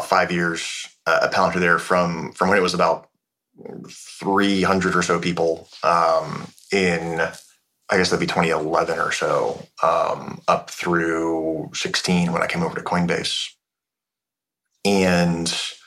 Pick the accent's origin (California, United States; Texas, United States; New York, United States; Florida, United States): California, United States; North Bay of the Bay Area, Northern; As a Northern California kid, I grew up